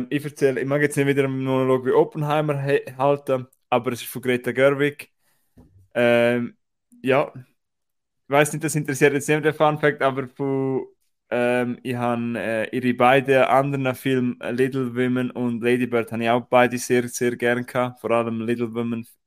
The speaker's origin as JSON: {"language": "German", "country": "Austria", "said": "dass ich nicht gewusst habe, bei uns in Österreich über Grenzen, äh, Cineplex äh, Hohenems zeigt Film in OFA"}